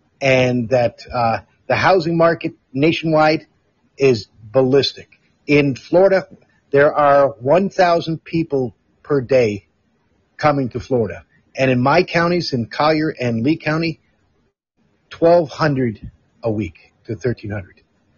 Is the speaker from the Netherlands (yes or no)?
yes; Amsterdam, North Holland, Netherlands; I got picked up by the Netherlands where I grew up in Amsterdam.